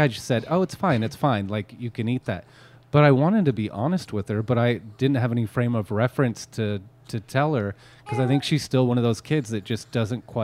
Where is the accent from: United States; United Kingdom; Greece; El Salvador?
United States; Petaluma, California; growing up in Petaluma, I lived in the east side of Petaluma